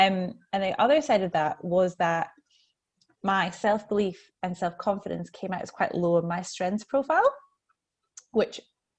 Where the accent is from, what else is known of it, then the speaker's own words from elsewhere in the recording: Scotland, United Kingdom; also born or lived in New Zealand; now in Melbourne, Australia; I'm a Scottish Kiwi living in Melbourne.